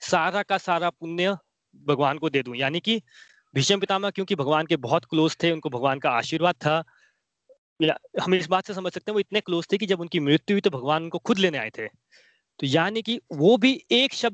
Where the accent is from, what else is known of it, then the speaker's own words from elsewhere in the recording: Himachal Pradesh, India; मैं बोलता हूँ मैं हिमाचल से हूँ